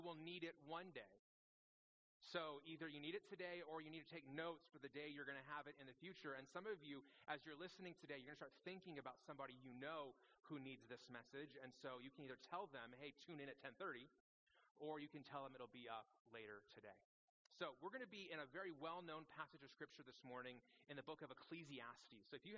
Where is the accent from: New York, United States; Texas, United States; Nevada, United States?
Nevada, United States; Las Vegas; also born or lived in Phoenix, Arizona; now in Prescott, United States; I grew up in Las Vegas